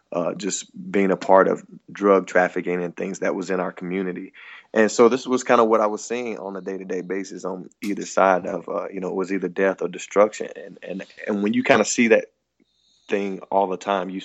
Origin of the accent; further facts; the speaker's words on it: the Bible Belt, United States; growing up in the Bible Belt